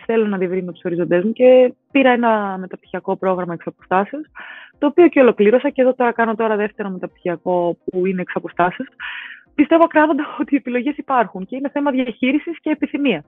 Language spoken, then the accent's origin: Greek; Athens, Attica, Greece; μεγάλωσα στα Νοηλίσια και ο Ηλυσιακό ήταν ε, η ομάδα τη γειτονιά